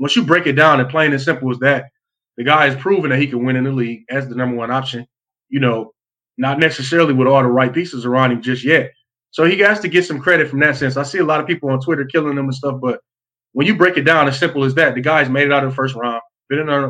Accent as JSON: {"language": "English", "town": "Flint", "region": "Michigan", "country": "United States", "tie": "born or raised there", "also_born_or_lived": "Salt Lake City, Utah", "moved": "as an adult", "said": "I'm coming from Flint, Michigan is one of the roughest areas"}